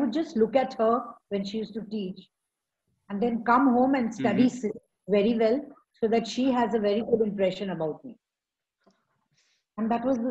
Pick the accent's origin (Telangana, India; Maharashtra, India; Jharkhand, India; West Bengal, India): Maharashtra, India; Pune; also born or lived in Mumbai; So my grandmother took me to Pune. And Pune, I was, as I grew up, I was admitted in Convent of Jesus